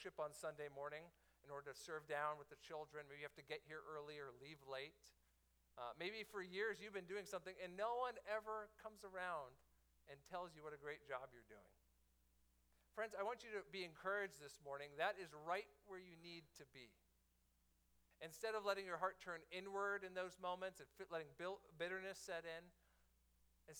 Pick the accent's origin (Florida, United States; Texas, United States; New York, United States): Florida, United States; Miami; my hometown, the Miami Heat